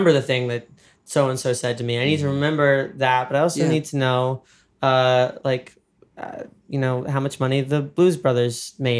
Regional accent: Dobbs Ferry, New York, United States; Dobbs Ferry, my hometown

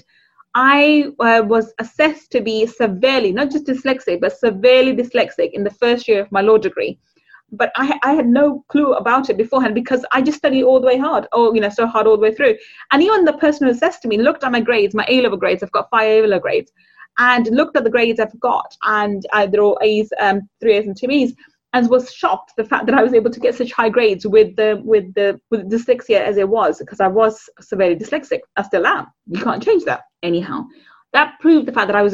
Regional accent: London, United Kingdom; also born or lived in Manchester; I grew up on a council estate in London. In the East End of London

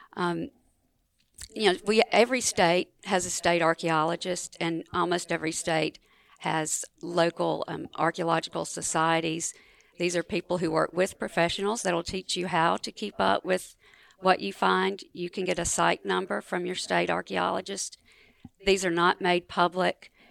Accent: Marks, Mississippi, United States; I grew up in Marks, Mississippi, which is the northwest corner of Mississippi, over in the Delta

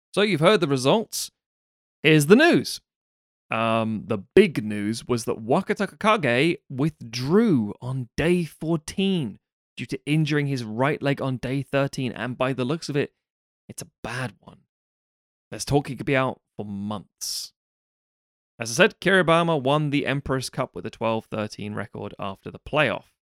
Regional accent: United Kingdom; we're three British sumo wrestling fans

